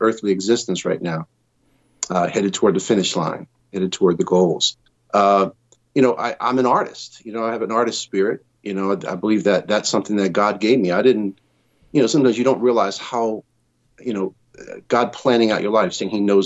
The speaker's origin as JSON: {"language": "English", "region": "Connecticut", "country": "United States", "tie": "born or raised there", "also_born_or_lived": "New York", "moved": "as an adult", "lives_now": "Southern California, United States", "said": "as a kid growing up in Connecticut, I moved from there to New York when I was 18"}